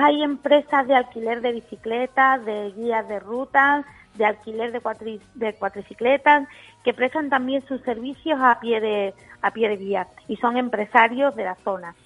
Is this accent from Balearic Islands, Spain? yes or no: no; Coripe, Andalusia, Spain; yo que soy de Coripe